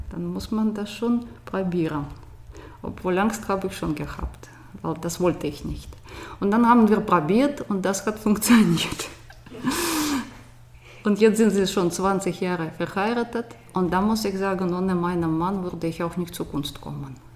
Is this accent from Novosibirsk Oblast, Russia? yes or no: no; Moscow, Moscow Oblast, Russia; also born or lived in Soviet Union; Ich komme aus Moskau, da war ich an der Grenze von Moskau geboren, Moskau-Region eigentlich. Und Moskau ist nicht Russland, das ist was ganz ein bisschen anderes. Und ich bin noch in einem ganz anderen Land geboren, Sowjetunion.